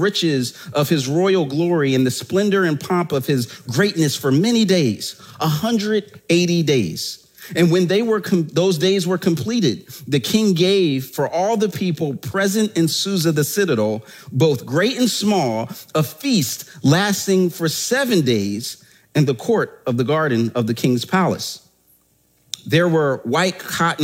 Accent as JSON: {"language": "English", "town": "Philadelphia", "region": "Pennsylvania", "country": "United States", "said": "I'm from Germantown in that section of Philadelphia"}